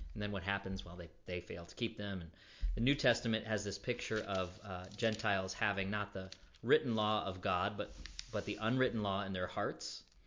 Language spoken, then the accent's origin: English; Florida, United States; growing up in Florida